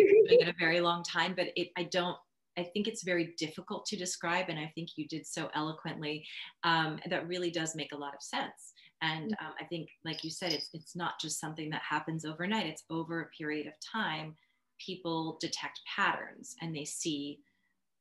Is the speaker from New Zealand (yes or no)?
no; Melbourne, Victoria, Australia; I was born in Australia